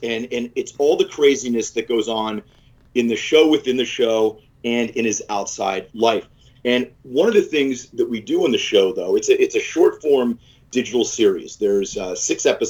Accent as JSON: {"language": "English", "town": "New Castle", "region": "Pennsylvania", "country": "United States", "tie": "born or raised there", "said": "I grew up in Newcastle, Pennsylvania, small town"}